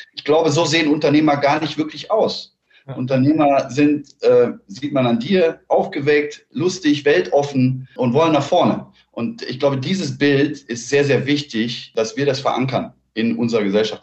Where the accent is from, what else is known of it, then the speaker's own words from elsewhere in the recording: Cologne, North Rhine-Westphalia, Germany; ich bin aus Köln